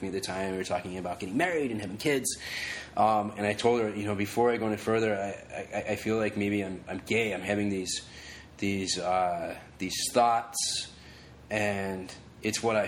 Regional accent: Reno, Nevada, United States; moved away as an adult; now in Los Angeles, United States; growing up in Reno and, like, in high school and stuff, like, I played football, I wrestled

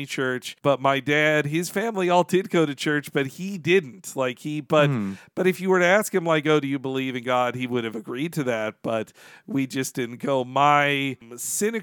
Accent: northern Florida, United States; moved away; also born or lived in Georgia / Arkansas; where I grew up in the South, both in, like, the northern part of Florida, which is the more southern culturally, but before that in the, like, Georgia and Arkansas

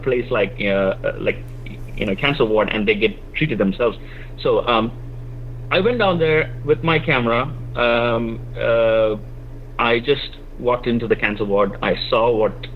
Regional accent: Kerala, India; moved away as an adult; now in San Francisco, United States; it's my own, you know, my hometown. So I speak the language. I speak Malayalam

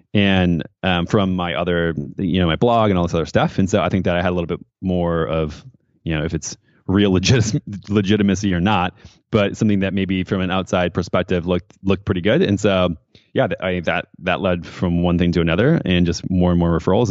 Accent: Midwest, United States; moved away; also born or lived in San Francisco; growing up in the Midwest in a small town, very conservative

